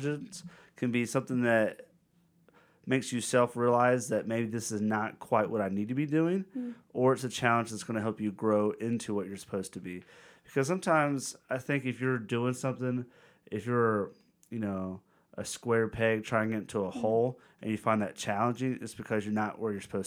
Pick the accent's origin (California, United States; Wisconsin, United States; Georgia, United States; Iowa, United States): Georgia, United States; Dahlonega; We're from Dahlonega in Golden